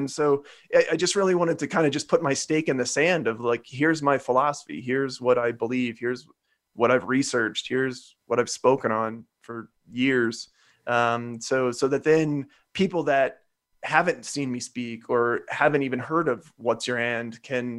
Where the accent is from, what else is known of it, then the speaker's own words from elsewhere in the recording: Midwest, United States; I'm from the Midwest